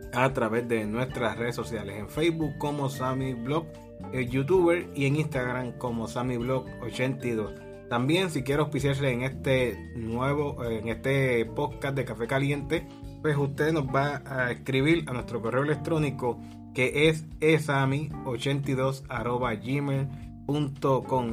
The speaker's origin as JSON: {"language": "Spanish", "country": "Puerto Rico", "said": "Puerto Rico, que aquí, de aquí somos como el coquí, como somos puertorriqueños"}